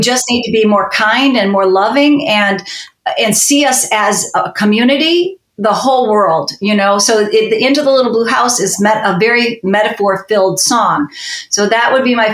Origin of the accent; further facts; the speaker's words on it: Chicago, Illinois, United States; we're from Chicago.